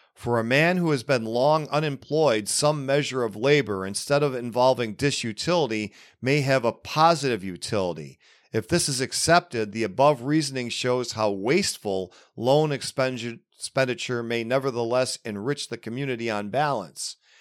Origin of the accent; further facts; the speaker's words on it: Buffalo, New York, United States; right here in my hometown of Buffalo, New York, although I, I live safely forty-five minutes northeast of it